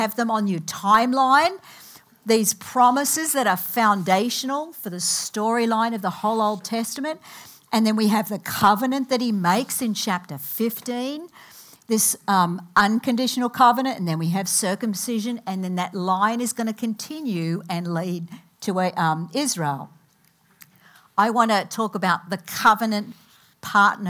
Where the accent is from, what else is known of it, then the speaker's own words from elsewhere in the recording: Australia; moved away as an adult; now in United States; I came from Australia about 30 years ago, actually, this August. I have things in my Australian culture that do not leave me.